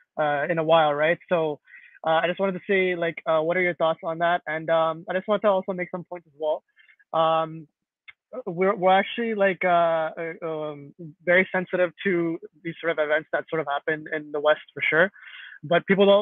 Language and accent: English; Pakistan; now in Canada; I actually live in Canada. I'm actually from Pakistan, but I live in Canada